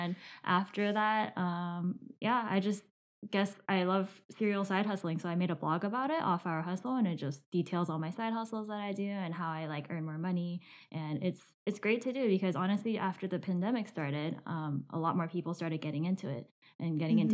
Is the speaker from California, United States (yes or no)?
yes; Southern California, United States; I am from SoCal